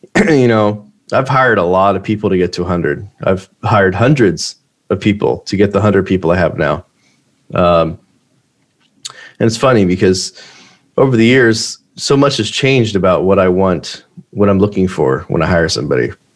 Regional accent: United States; I'm an American entrepreneur

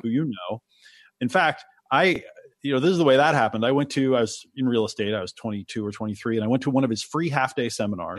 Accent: Oregon, United States; also born or lived in New York; I was born in New York and they didn't want me to grow up in the city, so they moved to Oregon

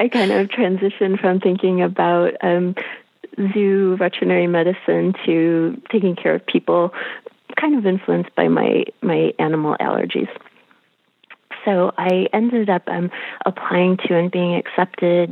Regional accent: Detroit, Michigan, United States; I grew up in Detroit

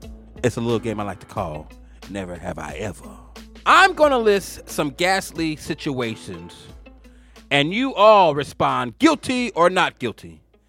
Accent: Atlanta, Georgia, United States; I'm from Atlanta

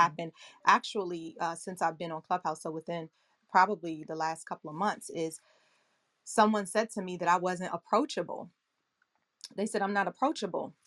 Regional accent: Accokeek, Maryland, United States; also born or lived in Washington, D.C. / Boston; I grew up in Southeast Washington, D C, and then in sixth grade, we moved to Accokeek, Maryland, in Prince George's County, Maryland, and that is where I am today.

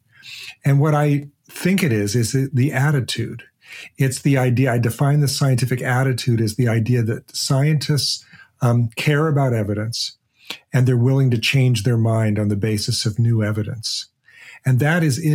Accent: Portland, Oregon, United States; I grew up in Portland, Oregon.

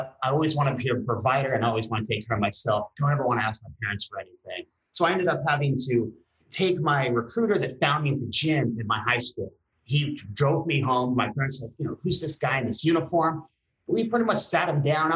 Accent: Redondo Beach, California, United States; also born or lived in Oregon; I was born in Long Beach, born and raised in Redondo

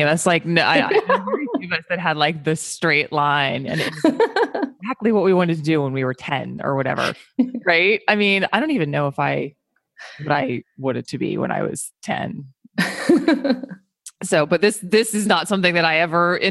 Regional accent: United States; as an American

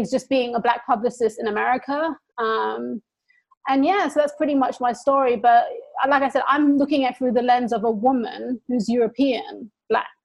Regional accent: England, United Kingdom; So I was like, I got more racism growing up in England from the people in my own community.

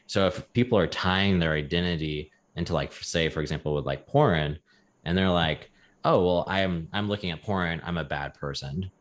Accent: the South, United States; growing up in the South

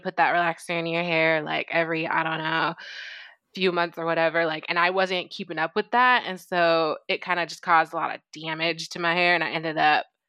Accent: United States; growing up in the States

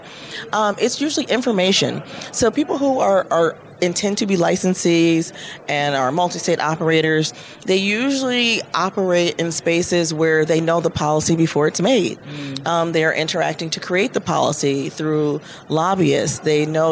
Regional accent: Michigan, United States; my home state of Michigan

